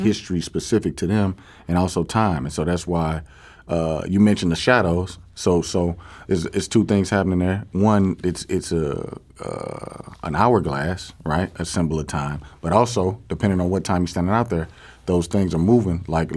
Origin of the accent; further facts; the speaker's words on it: East St. Louis, Illinois, United States; I grew up in East St. Louis